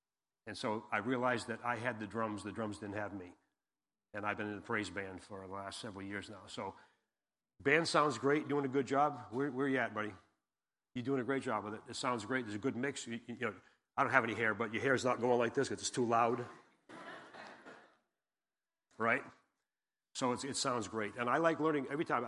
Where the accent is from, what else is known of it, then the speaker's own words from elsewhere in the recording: Massachusetts, United States; now in Jackson, United States; I've been in Jackson, like I said, 33 years. I came from Massachusetts, I right near Cape Cod. So if you hear me park my car, don't hold that against me.